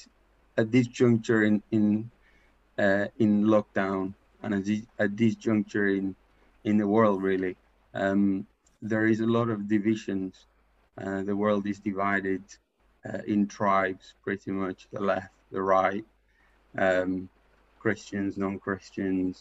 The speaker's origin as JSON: {"language": "English", "country": "Paraguay", "second_language": "English", "moved": "as an adult", "lives_now": "England, United Kingdom", "said": "I'm from Paraguay. I've been in England for 15 years."}